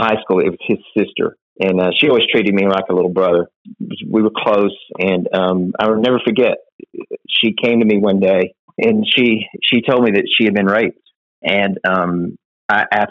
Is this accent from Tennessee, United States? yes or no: no; Florence, Alabama, United States; North Alabama, or as we call it, UNA, was in my hometown.